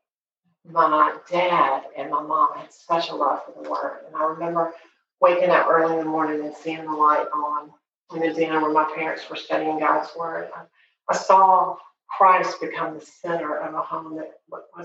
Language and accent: English; Montgomery, Alabama, United States; I grew up in Montgomery